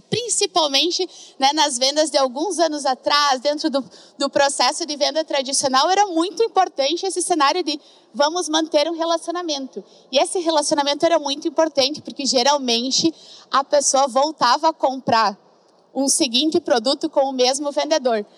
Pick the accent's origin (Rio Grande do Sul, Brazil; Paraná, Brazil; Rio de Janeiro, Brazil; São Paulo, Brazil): Rio Grande do Sul, Brazil; accent: gaúcho; moved away; also born or lived in Florianópolis; Não sei se vocês já perceberam pelo sotaque, mas uma gaúcha que já andou por todo que lado, mas o sotaque ele não me deixa.